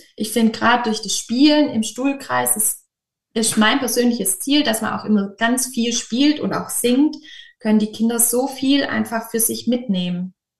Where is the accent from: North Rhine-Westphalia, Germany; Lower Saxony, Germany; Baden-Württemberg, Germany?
Baden-Württemberg, Germany; Böblingen region, near Stuttgart; Genauer gesagt komme ich aus der Region Böbling, das ist nahe Stuttgart